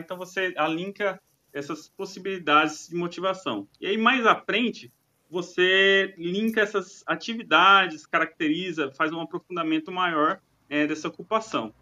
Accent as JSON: {"language": "Portuguese", "region": "Mato Grosso", "country": "Brazil", "said": "brasileiro, Mato Grosso"}